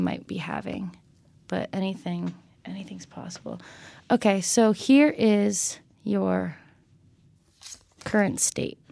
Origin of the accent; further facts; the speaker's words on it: Connecticut, United States; I'm from Connecticut